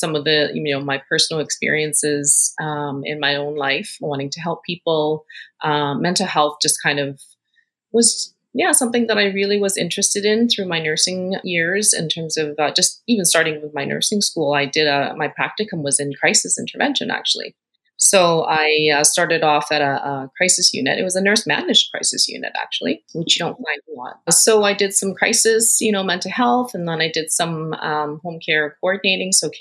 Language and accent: English; Winnipeg, Manitoba, Canada; moved away as an adult; also born or lived in Hong Kong; now in British Columbia, Canada; I was born in Hong Kong, came to Canada when I was 10 and moved to Winnipeg, actually, and that's where I had been living as my hometown for quite some time until I moved to BC